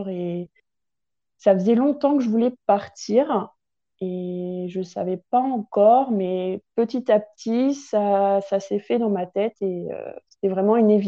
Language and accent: French; Grand Est, France; j'ai 26 ans, donc je viens de Champagne, où j'ai vécu la majeure partie de mon temps